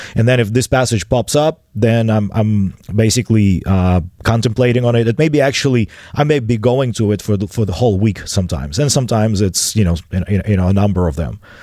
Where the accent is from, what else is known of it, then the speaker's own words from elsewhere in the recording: Chisinau, Moldova; English is a second language; I was a sixteen-year-old, um, drunkard, uh, hanging out in the bars of the downtown city of Chisinau